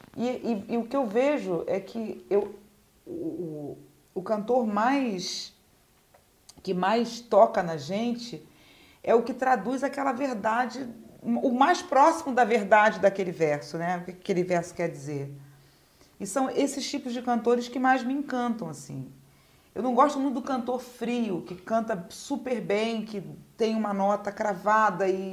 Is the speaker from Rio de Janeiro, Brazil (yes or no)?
yes; Rio de Janeiro, Brazil; eu sou da Vila da Penha, né? Eu nasci no subúrbio